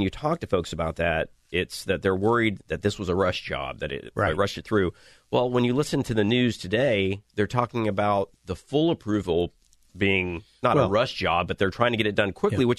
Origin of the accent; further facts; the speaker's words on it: Northwest Florida, United States; You know, that's my hometown.